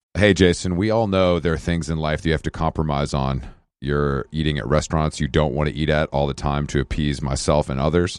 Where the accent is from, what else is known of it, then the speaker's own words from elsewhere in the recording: Atlanta, Georgia, United States; I am from Atlanta